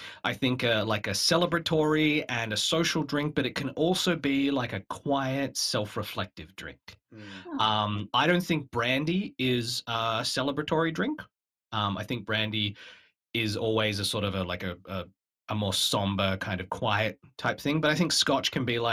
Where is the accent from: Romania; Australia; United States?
Australia; moved away as an adult; now in Canada; I come from Australia